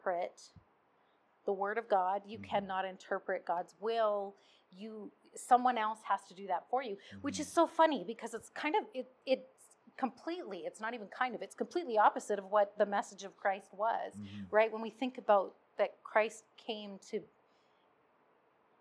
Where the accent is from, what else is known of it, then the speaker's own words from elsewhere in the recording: Red Deer, Alberta, Canada; I was born in Red Deer.